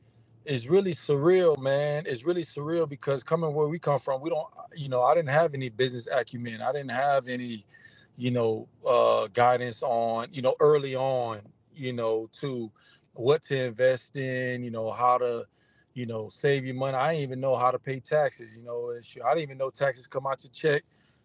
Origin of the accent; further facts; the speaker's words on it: St. Petersburg, Florida, United States; You know, we don't have really for years, man, growing up in St. Pete.